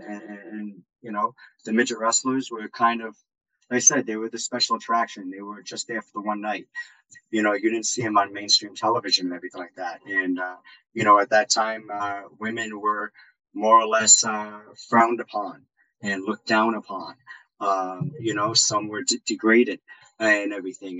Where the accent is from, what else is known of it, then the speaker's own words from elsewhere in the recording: Rhode Island, United States; moved away; my home state of Rhode Island